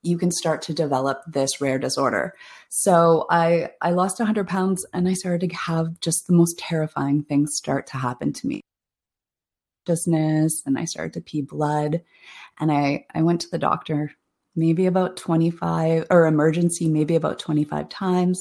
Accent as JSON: {"language": "English", "town": "Toronto", "region": "Ontario", "country": "Canada", "said": "I'm from Toronto, Ontario"}